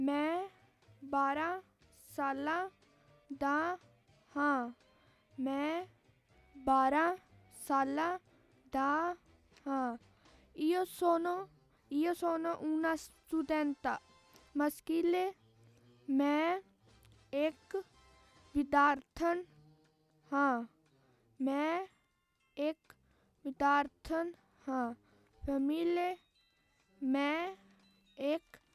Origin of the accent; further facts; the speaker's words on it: Punjab, India; first language Punjabi; Italian is a second language; now in Italy; della prima D, vengo dall'India eh, proverò eh, in, la, la, mia lingua, il Punjabi.